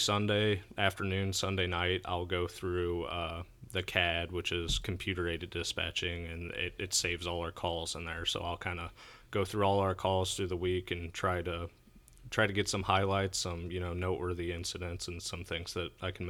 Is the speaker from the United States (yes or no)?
yes; St. Louis, Missouri, United States; I did. I grew up in St. Louis, out in the St. Charles area.